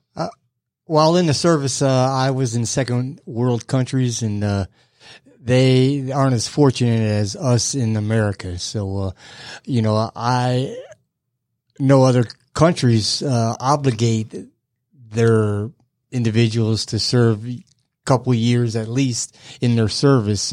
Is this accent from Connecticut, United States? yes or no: yes; Bridgeport, Connecticut, United States; moved away as an adult; now in Georgia, United States; I'm from Connecticut